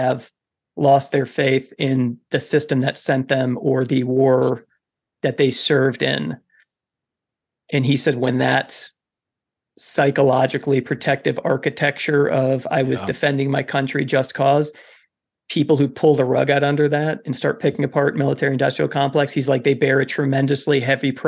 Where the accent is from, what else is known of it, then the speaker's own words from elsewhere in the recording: Kentucky, United States; also born or lived in Wisconsin; at the age of 10, we moved from Wisconsin to Kentucky